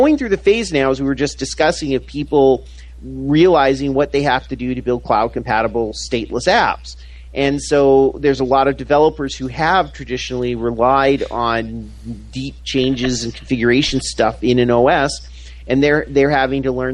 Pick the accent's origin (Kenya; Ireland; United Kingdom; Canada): Canada; moved away; where I'm from Canada originally